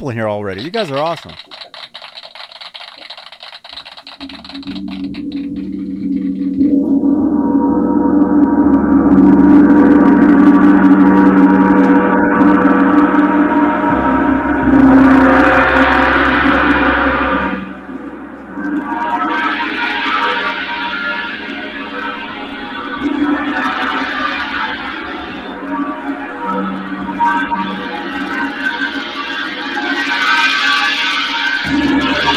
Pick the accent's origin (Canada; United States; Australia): United States; Arizona; I'm from Arizona.